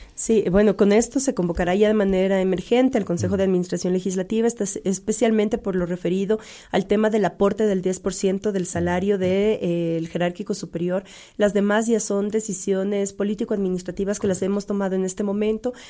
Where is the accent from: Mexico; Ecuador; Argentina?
Ecuador